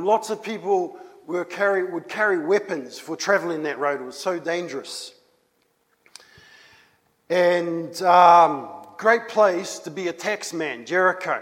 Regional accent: New Zealand; Moi, je viens de Nouvelle-Zélande. Me, I come from New Zealand.

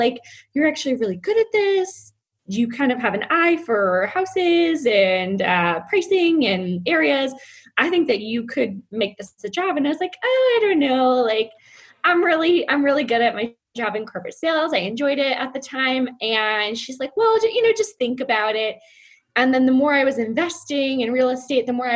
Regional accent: California, United States; moved away as an adult; now in Lake Norman, United States; I'm originally from California.

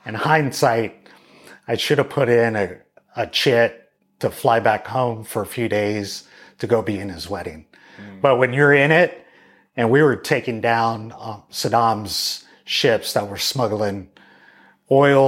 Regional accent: Boerne, Texas, United States; also born or lived in San Antonio, Texas; I was born in San Antonio to us locals, but San Antonio, Texas to everybody else. And raised in Bernie, Texas

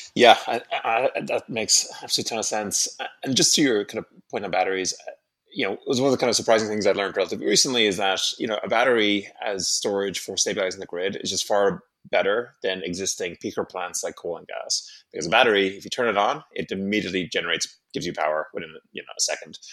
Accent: Ireland; moved away; I'm from Ireland originally

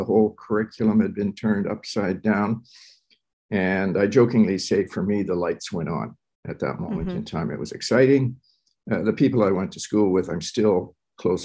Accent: Canada; also born or lived in Curaçao; My father is an architect, came to Canada in the early 50s. I went to school here

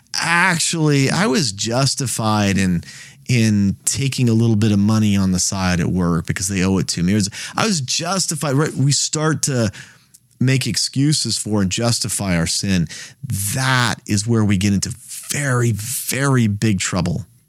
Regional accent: United States; I live in the United States.

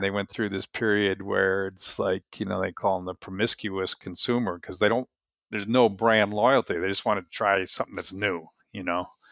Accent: New Jersey, United States; I grew up in New Jersey

